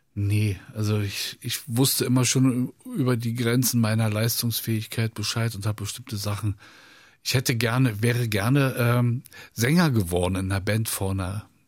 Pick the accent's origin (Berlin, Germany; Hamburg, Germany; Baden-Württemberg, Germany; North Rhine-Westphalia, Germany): Berlin, Germany; ich habe es als Berliner Junge